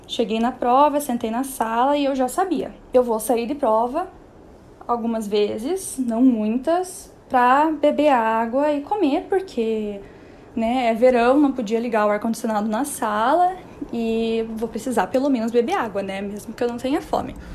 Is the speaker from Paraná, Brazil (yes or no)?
yes; Curitiba, Paraná, Brazil; moved away as an adult; now in São Paulo, Brazil; Eu sou de Curitiba